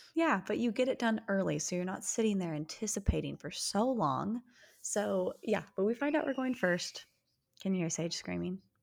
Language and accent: English; Utah, United States; We are sisters who were born and raised in Utah